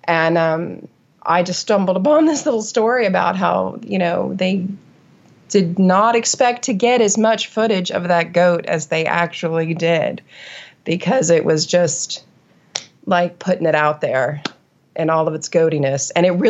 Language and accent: English; New England, United States; only a kid in New England, growing up in New England, making a point of studying New England